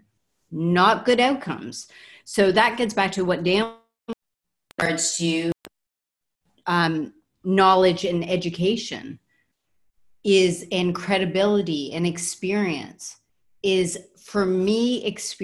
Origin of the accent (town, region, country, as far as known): Canada